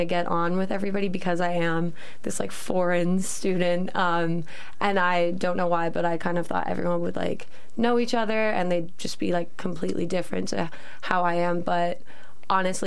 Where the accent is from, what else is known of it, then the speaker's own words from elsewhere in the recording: Canada; moved away as an adult; now in York, United Kingdom; I am from Canada and I'm a second year law student